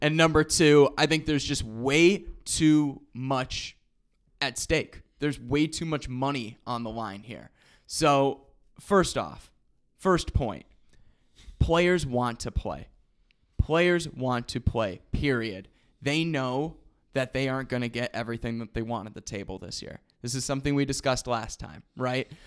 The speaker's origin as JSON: {"language": "English", "town": "Rockford", "region": "Illinois", "country": "United States", "tie": "born or raised there", "said": "Rockford, Illinois, my hometown, you already know, eight one five represent."}